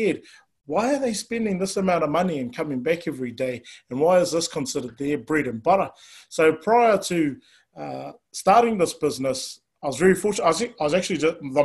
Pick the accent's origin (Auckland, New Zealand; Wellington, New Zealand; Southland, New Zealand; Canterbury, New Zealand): Auckland, New Zealand; born and raised out in West Auckland